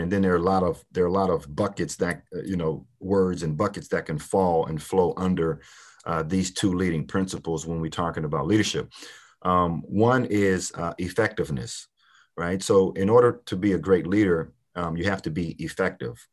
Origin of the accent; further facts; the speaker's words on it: Port Arthur, Texas, United States; I grew up in Port Arthur, Texas